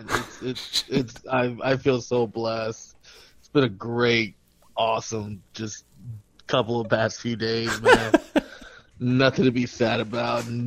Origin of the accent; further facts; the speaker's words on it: United States